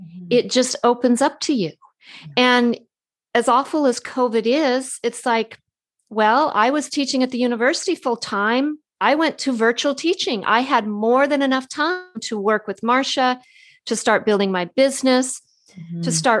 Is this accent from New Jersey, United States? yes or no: no; California, United States; She's a Canadian. I'm a Californian.